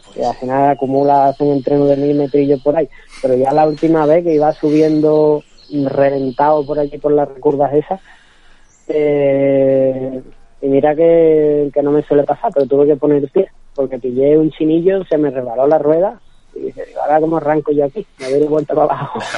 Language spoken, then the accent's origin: Spanish; Seville, Andalusia, Spain; yo soy nacido aquí en Sevilla, criado aquí en Sevilla